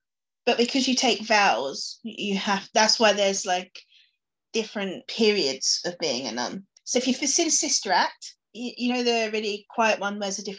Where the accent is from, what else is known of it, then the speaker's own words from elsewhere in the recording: United Kingdom; I feel as British people